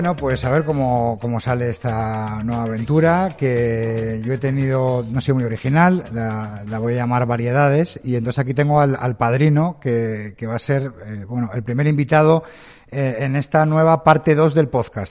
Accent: Madrid, Community of Madrid, Spain; now in Pontevedra, Spain; yo soy de Madrid y ahora estoy en Galicia, estoy en Pontevedra

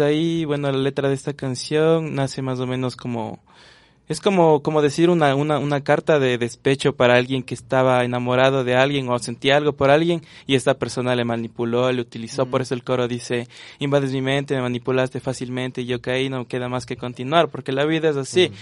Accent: Quito, Pichincha, Ecuador; yo soy quiteño y tengo unas pequeñas raíces en donde es Riobamba, Colta, por ahí

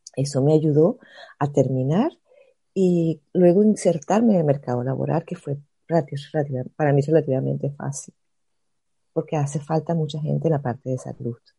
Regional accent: Caracas, Capital District, Venezuela; moved away as an adult; also born or lived in Maracaibo, Venezuela / Spain; now in Germany; yo nací en Venezuela, yo soy de Caracas

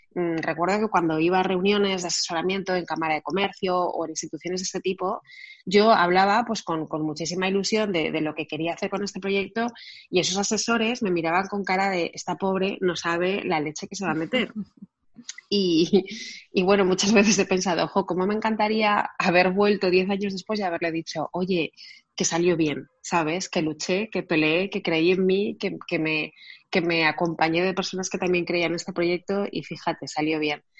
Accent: Barcelona, Catalonia, Spain; yo nací en Barcelona

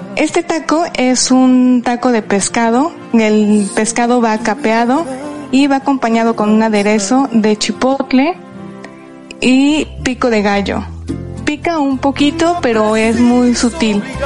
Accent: Puebla, Mexico; moved away as an adult; now in Madrid, Spain; Yo nací en Puebla, que es una de las cunas gastronómicas de México

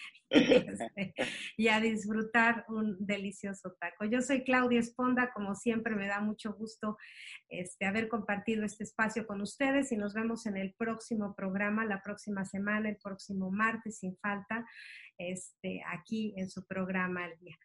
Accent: Mexico City, Mexico; now in San Antonio, United States; yo soy de la Ciudad de México

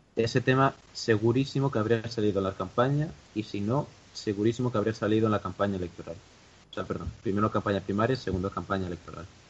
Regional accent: Galicia, Spain; yo soy gallego

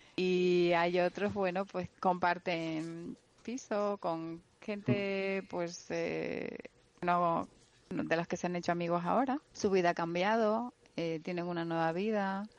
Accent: La Palma, Canary Islands, Spain; accent: Canarian; moved away as an adult; allí he nacido, crecido y tengo pues mis amigos de toda

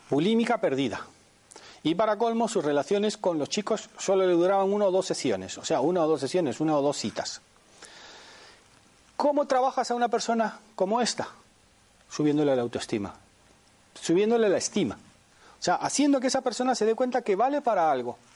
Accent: Spain; now in Panama; Ah, yo vengo de Panamá, aunque soy español, llevo cuarenta y pico años aquí.

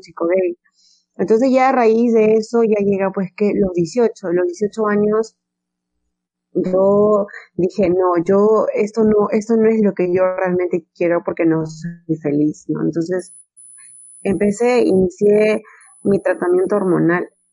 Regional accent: Peru; en mi país, no, Perú es, es un país muy machista

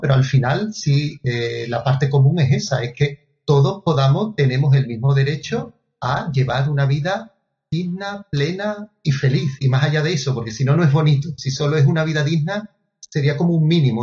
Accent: Andalusia, Spain; fue la primera vez que salí no solo de España, sino de mi, de mi comunidad autónoma de Andalucía

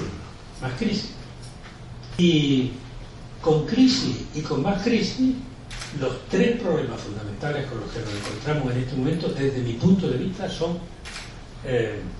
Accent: Argentina; Como vengo de Argentina, os he traído una hermosa viñeta del grandísimo Quino

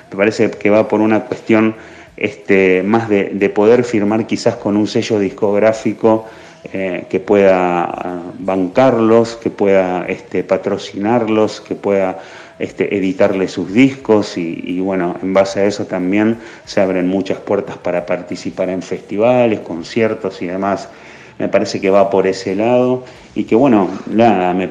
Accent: Argentina

